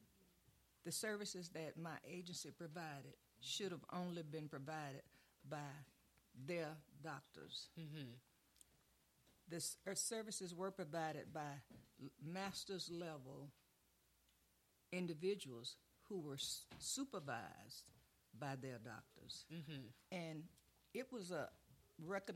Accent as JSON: {"language": "English", "town": "Brunswick", "region": "Georgia", "country": "United States", "tie": "born or raised there", "said": "my hometown, Brunswick, Georgia"}